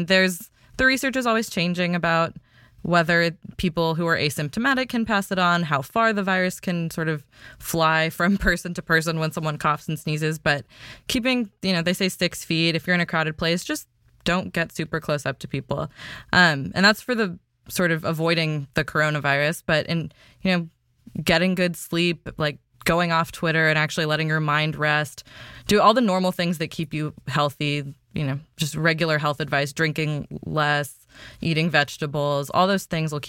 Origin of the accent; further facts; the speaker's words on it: India; first language Kannada; I used to speak my mother tongue when I was a kid, and then when I was a baby, like there's all these videos of me as a 1-year-old, 2-year-old speaking English and my mother tongue, which is called Kannada, interchangeably.